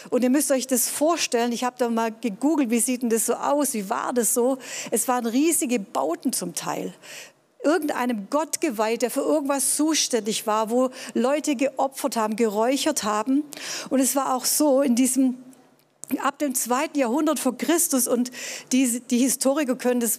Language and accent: German; Tübingen, Baden-Württemberg, Germany; Ja, ich bin in Tübingen groß geworden, war hier auf einem humanistischen Gymnasium, hatte Deutsch-Leistungskurs